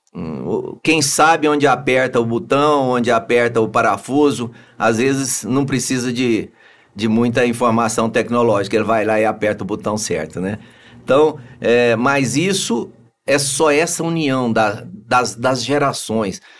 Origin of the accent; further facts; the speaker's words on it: Anápolis, Goiás, Brazil; also born or lived in Araguari, Minas Gerais; eu sou de Anápolis